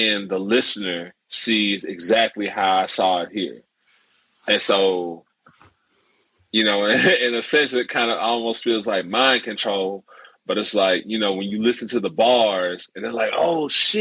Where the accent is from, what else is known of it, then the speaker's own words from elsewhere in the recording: DeSoto County, Mississippi, United States; we're from Mississippi, DeSoto County, which is part of the Memphis metro area